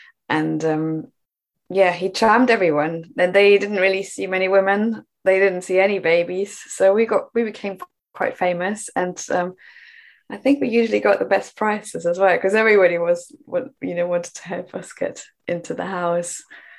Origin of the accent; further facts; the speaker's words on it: Germany; English is a second language; now in Bristol, United Kingdom; I came to the UK from Germany a long time ago, and I moved to Bristol and built a home in a community.